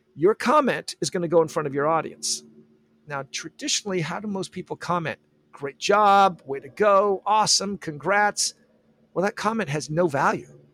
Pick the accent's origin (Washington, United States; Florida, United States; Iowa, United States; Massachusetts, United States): Washington, United States; Olympia; also born or lived in San Diego, California; now in San Jose, United States; I'm from Olympia, Washington